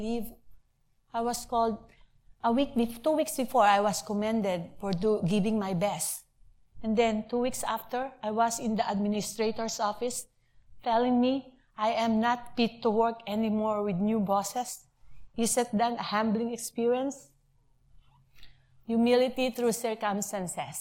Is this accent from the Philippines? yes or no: yes; Philippines; moved away as an adult; now in United States; I'm a college graduate. I came from the Philippines. I have a very nice job there.